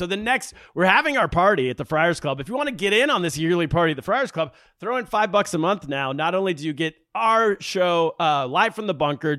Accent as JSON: {"language": "English", "town": "El Dorado Hills", "region": "California", "country": "United States", "also_born_or_lived": "China", "moved": "as an adult", "said": "Nobody's coming after El Dorado Hills, California, where I'm from."}